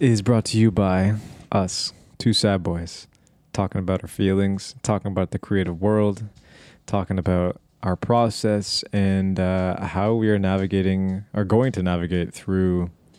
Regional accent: Canada; Feeling sad about it being cold and low light and being Canadian.

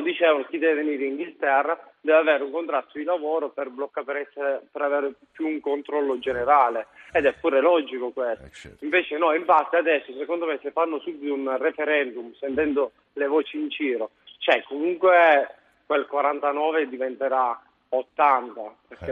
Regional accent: Basilicata, Italy; moved away as an adult; now in London, United Kingdom; Io sono della Basilicata e sono partito dall'Italia venendo a Londra

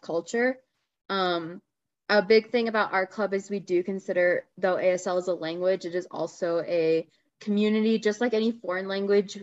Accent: Las Vegas, Nevada, United States; I'm from Las Vegas.

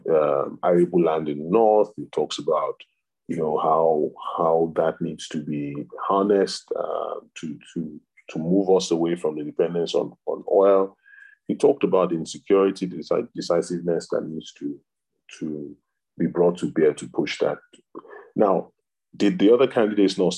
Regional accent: Southwest Nigeria, Nigeria; I am a Southerner, I am a Yoruba person

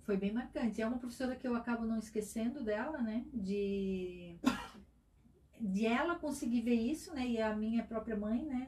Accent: Itajaí, Santa Catarina, Brazil; also born or lived in Tijucas; E eu nasci lá e com um mês eu já estava em Itajaí, né? Sou cidadã de coração de Itajaí

